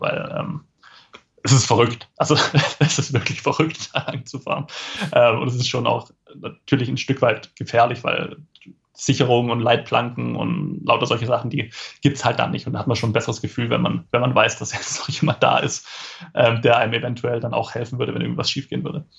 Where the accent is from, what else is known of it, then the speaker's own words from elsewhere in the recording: Esslingen, Baden-Württemberg, Germany; Bin aufgewachsen in äh, Esslingen, das ist eine, ja, eine Stadt in der Nähe von Stuttgart